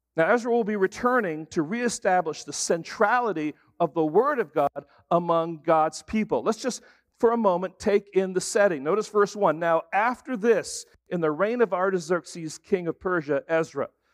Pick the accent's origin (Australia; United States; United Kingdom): United Kingdom; England; moved away; I grew up in England, and so it was kinda like for me going home